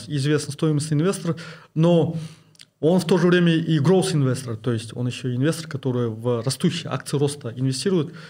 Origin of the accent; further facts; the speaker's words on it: East Kazakhstan Region, Kazakhstan; moved away as an adult; also born or lived in Kostanay Region / Almaty / London / Kyiv; я родился в Кустанайской области, э, учился э, в Восточно-Казахстанской области